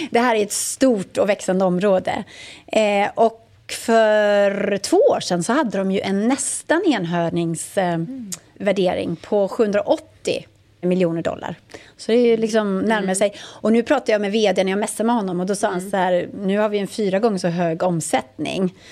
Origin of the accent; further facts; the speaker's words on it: Botkyrka, Stockholm County, Sweden; jag är från Botkyrka.